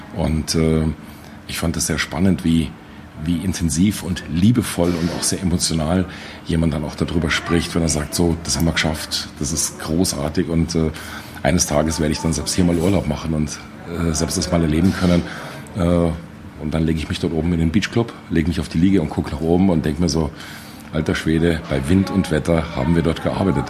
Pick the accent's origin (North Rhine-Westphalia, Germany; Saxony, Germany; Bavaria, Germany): Bavaria, Germany; Munich; ich als Münchner, als Bayer